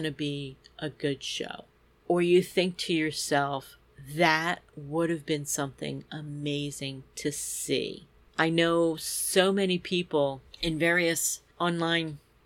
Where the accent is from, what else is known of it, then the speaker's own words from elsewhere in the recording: near Bryn Mawr, Philadelphia area, Pennsylvania, United States; here in Bryn Mawr, pretty close to my hometown